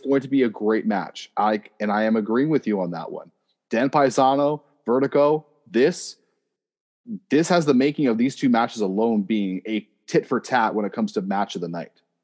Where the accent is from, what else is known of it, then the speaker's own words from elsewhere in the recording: Oshawa, Ontario, Canada; I am from Oshawa